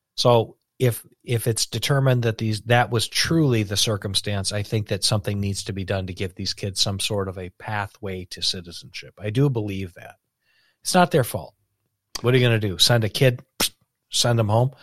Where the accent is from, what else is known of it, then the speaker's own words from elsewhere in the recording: United States; as an American